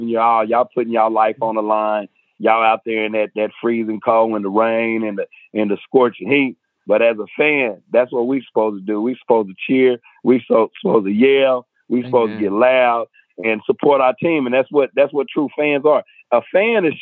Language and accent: English; Atoka, Oklahoma, United States; moved away as an adult; also born or lived in San Diego, California; now in Oklahoma City, United States; I was coming up in my hometown of Atoka